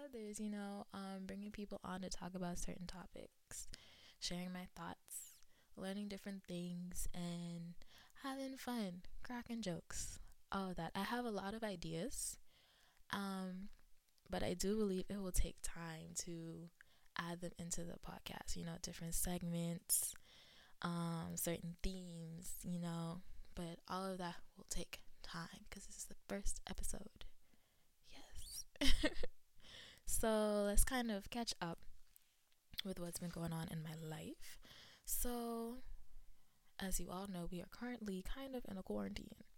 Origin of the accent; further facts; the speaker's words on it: Nassau, New Providence, Bahamas; moved away as an adult; now in Tennessee, United States; I was raised in Nassau, Bahamas. And I have lived in Tennessee since July of 2013.